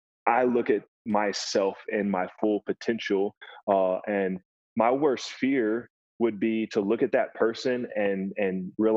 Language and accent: English; Kentucky, United States; born there; now in Lexington, United States; So I moved around a lot as a kid. I was born in Western Kentucky, but we moved around often. I am living currently in Lexington, Kentucky.